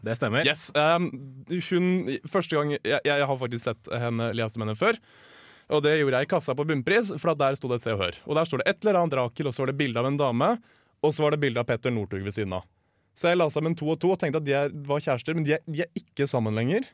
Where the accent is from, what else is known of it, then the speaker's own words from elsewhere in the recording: Oslo, Norway; now in Trondheim, Norway; jeg kommer fra Oslo, men jeg kommer fra en stor